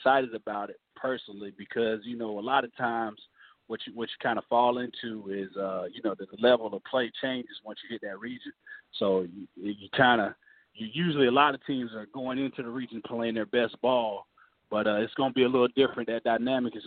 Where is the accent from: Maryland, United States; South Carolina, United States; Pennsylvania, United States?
South Carolina, United States; Sumter; I'm from Sumter.